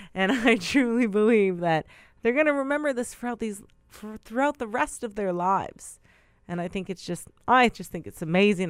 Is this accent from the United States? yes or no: no; Brokenhead Ojibway Nation, Manitoba, Canada; I am Anishinaabe from Broken Head Ojibwe Nation